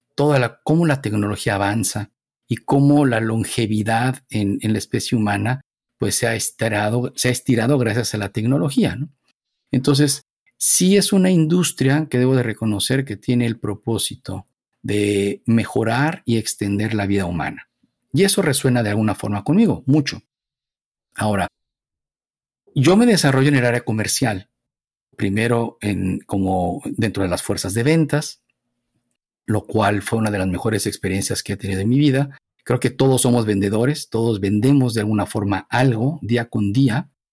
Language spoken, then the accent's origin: Spanish; Mexico City, Mexico; moved away; Nací, me desarrollé en la Ciudad de México, en lo que era el Distrito Federal